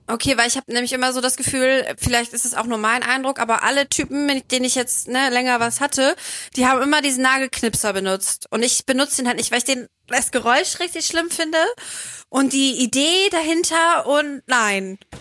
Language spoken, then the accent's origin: German; Bremen, Germany; now in Cologne, Germany; ich komme ja ursprünglich aus Bremen